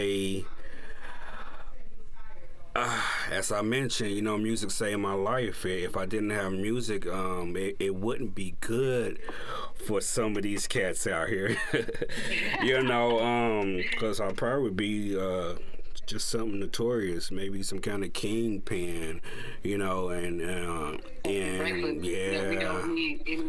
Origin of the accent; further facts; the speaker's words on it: Indianapolis, Indiana, United States; I'm from the Midwest. Naples, Indianapolis, Indiana, to be exact